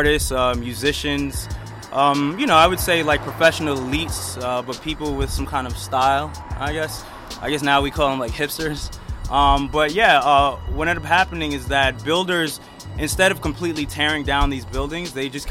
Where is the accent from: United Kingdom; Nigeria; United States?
United States; New York City, New York; now in Lithonia, United States; I'm from Brooklyn, so I've seen it happen in Bed-Stuy